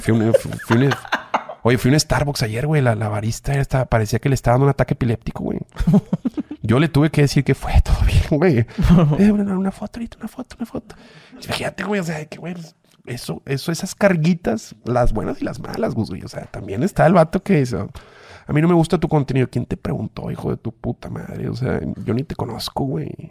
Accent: Monterrey, Nuevo León, Mexico; yo soy regio

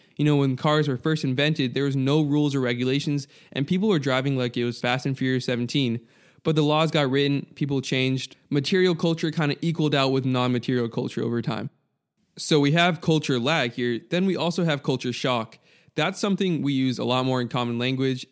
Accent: United States; I'm American

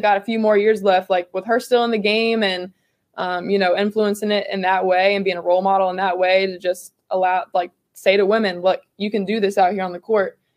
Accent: Virginia, United States; My hometown is about 25 minutes north of Charlottesville. So always grew up a UVA fan.

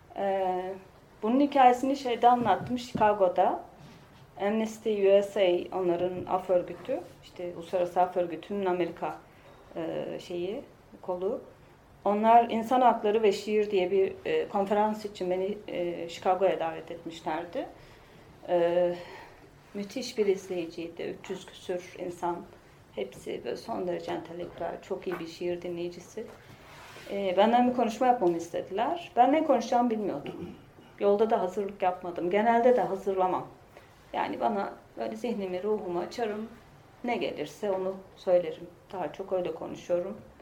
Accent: Pazarcık, Kahramanmaraş, Turkey; moved away as an adult; also born or lived in Ankara / Istanbul; Ben Maraş'ta dedim, pazarcıkta.

